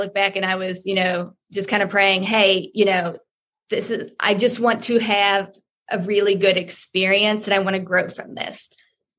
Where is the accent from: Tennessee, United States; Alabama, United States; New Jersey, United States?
Tennessee, United States; Nashville; So I'm from Nashville. I think I live maybe at what, 1,000 feet of altitude